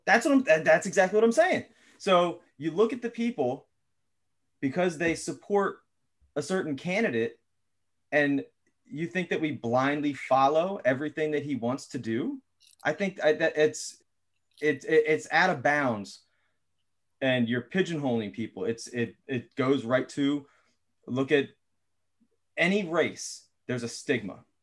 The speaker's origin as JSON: {"language": "English", "town": "Philadelphia", "region": "Pennsylvania", "country": "United States", "tie": "born or raised there", "also_born_or_lived": "West Chester", "said": "I was born in North Philly."}